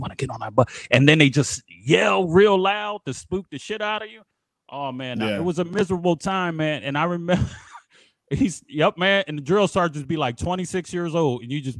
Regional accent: Philadelphia, Pennsylvania, United States; Like, I'm from Philly, so everything is harsh.

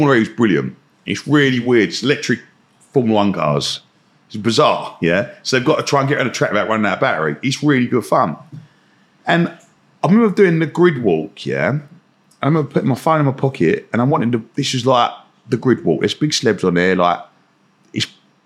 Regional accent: Romford, London, United Kingdom; I grew up in Romford

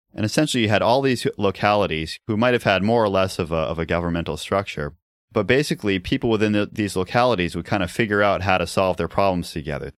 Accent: New England, United States; growing up in New England

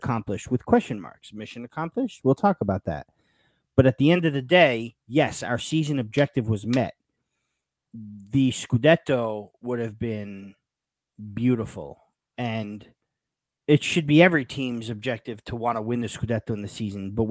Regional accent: Yonkers, New York, United States; I'm from Yonkers, New York, born to a Napolitan father who follows the team

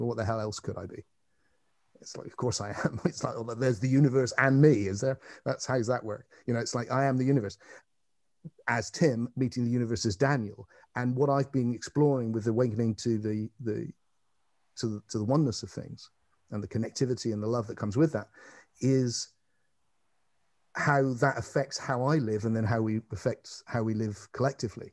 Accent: England, United Kingdom; I'm an Englishman

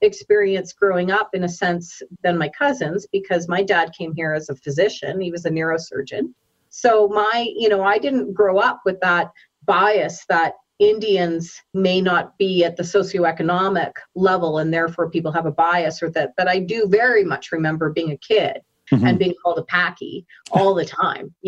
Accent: Saskatoon, Saskatchewan, Canada; now in Calgary, Canada; I'm born and raised actually in Saskatoon, Saskatchewan, and moved to Calgary

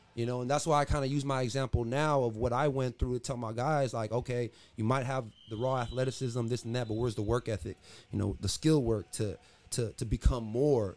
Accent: San Diego, California, United States; also born or lived in Los Angeles, California; I'm from San Diego. I came to Oskaloosa, Iowa to play basketball

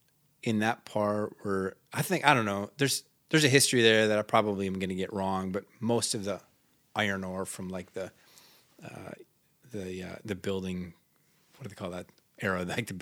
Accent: Minnesota, United States; So as I tell the story, growing up in Northern Minnesota, the culture is you're either Swedish or Norwegian or you're Italian or you're Finnish.

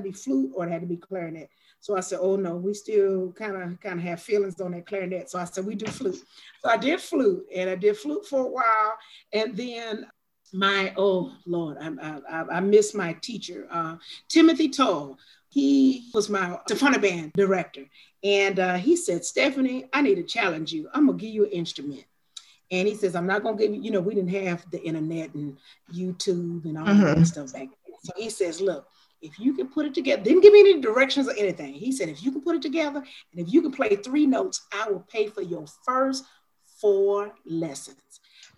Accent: Anderson, Indiana, United States; born there; also born or lived in Gary, Indiana; I was born in Anderson, Indiana. I lived in Gary, Indiana.

